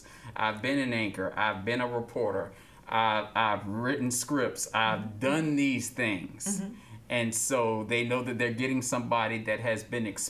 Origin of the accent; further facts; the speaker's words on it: Savannah, Georgia, United States; I'm born and raised in Savannah, Georgia